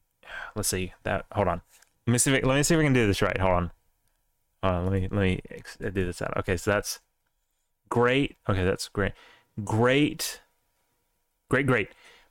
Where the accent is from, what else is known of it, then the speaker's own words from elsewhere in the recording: Alabama, United States; I mean, we're from Alabama. Not like an ancestral... a couple of generations back, but we were there for a very long time.